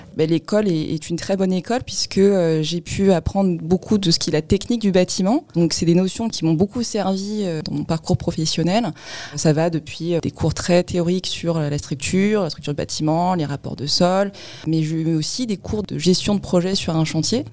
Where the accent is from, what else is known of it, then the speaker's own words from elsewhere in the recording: Créteil, Île-de-France, France; je suis euh, d'origine sino-cambodgienne, donc un peu plus lointain, et je suis née sinon à Créteil.